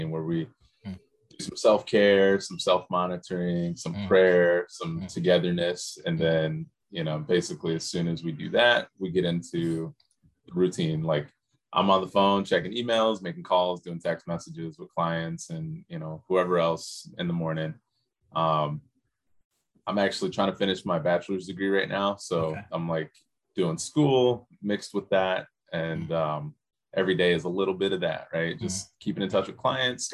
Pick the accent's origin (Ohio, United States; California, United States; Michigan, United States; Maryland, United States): Michigan, United States; moved away as an adult; now in Hawaii, United States; When I grew up in Michigan